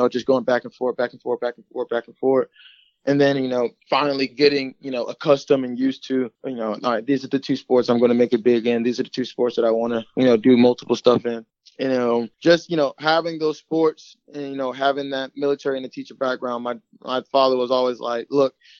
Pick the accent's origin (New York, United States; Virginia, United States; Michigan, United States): Virginia, United States; Chesapeake; moved away as an adult; also born or lived in Florida; I grew up in South Chesapeake, Virginia